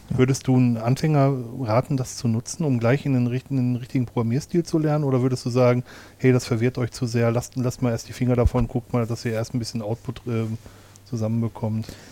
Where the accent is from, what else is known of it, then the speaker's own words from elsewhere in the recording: Ruhr area, North Rhine-Westphalia, Germany; in meiner Heimatregion